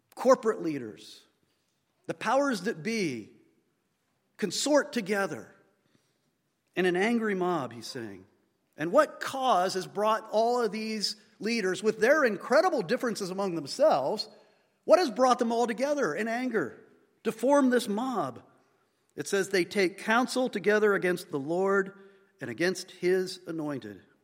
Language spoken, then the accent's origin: English; United States; we as an American society